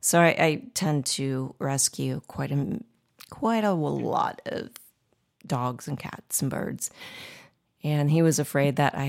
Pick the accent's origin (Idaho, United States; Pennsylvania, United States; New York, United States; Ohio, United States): Ohio, United States; Dayton; moved away as an adult; now in Fort Wayne, United States; I'm from Dayton, Ohio originally.